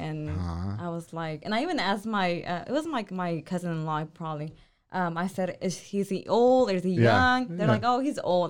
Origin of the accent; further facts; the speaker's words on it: Waco, Texas, United States; also born or lived in Mexico; I was born in Mexico, raised in Waco. Been here 21 years